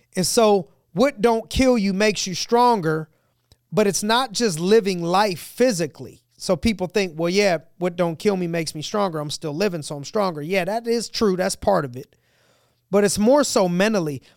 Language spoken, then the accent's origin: English; United States; We're an American.